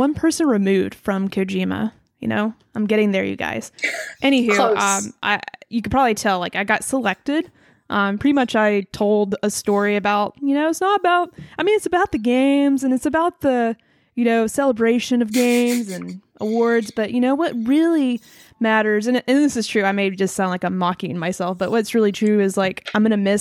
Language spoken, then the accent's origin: English; Birmingham, Alabama, United States; I'm from Birmingham, Alabama